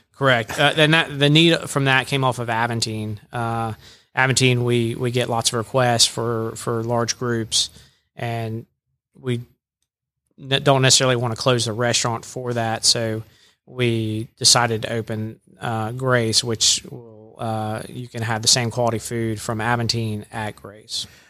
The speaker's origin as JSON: {"language": "English", "town": "Jacksonville", "region": "Florida", "country": "United States", "also_born_or_lived": "Birmingham, Alabama", "moved": "yes", "lives_now": "Rome, Georgia, United States", "said": "I'm originally from Jacksonville, Florida"}